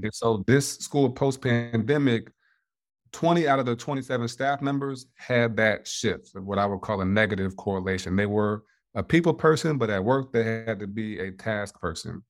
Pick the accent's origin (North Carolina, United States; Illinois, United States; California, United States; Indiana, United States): Indiana, United States; born and raised in Indiana